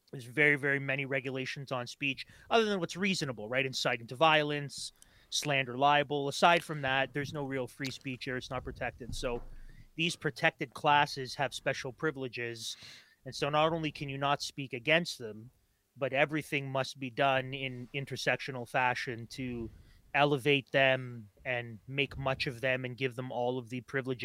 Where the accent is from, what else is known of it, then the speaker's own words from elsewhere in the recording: Toronto, Ontario, Canada; I grew up in Toronto